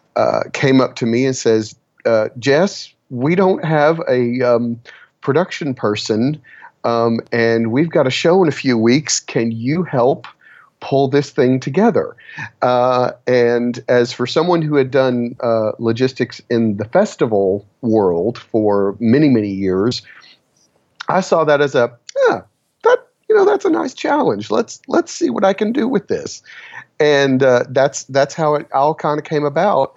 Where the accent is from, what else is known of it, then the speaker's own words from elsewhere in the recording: Texas, United States; I'm from Texas